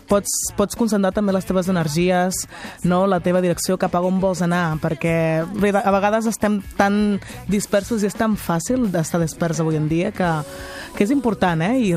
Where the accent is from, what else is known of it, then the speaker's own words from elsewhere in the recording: Catalonia, Spain; nosaltres som, som catalanes, catalanes de, de vivència, catalana de, també de cultura